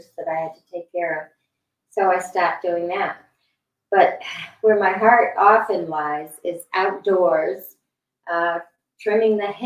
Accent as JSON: {"language": "English", "town": "Bristol", "region": "Connecticut", "country": "United States", "tie": "born or raised there", "said": "I was raised in Bristol, Connecticut"}